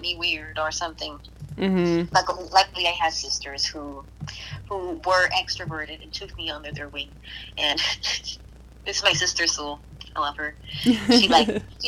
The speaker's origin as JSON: {"language": "English", "town": "Guayama", "country": "Puerto Rico", "tie": "born or raised there", "moved": "yes", "lives_now": "United States", "said": "I'm from Guayama, Puerto Rico, and that was where I grew up"}